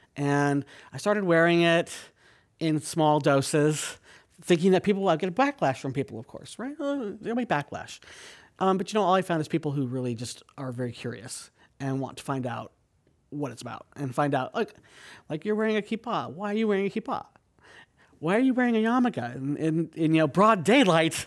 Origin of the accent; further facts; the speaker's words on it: San Jose, California, United States; now in San Francisco, United States; I grew up in San Jose.